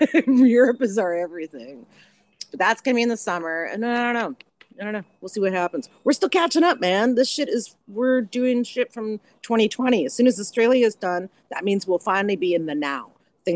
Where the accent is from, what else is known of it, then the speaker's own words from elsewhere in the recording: Canada; mean, I am officially from Canada, so.